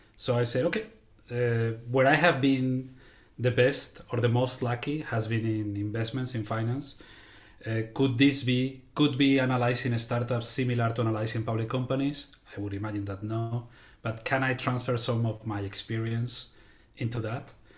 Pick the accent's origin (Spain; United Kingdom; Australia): Spain; now in United States; I am originally from Spain, living now in the, uh, United States